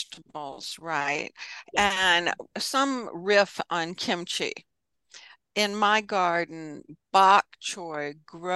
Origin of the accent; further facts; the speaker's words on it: the South, United States; I'm a Southerner